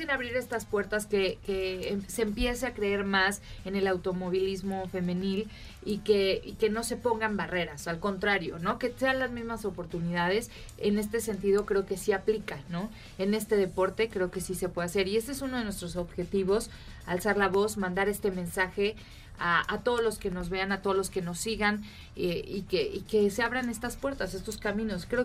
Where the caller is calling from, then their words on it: Mexico City, Mexico; de la Ciudad de México.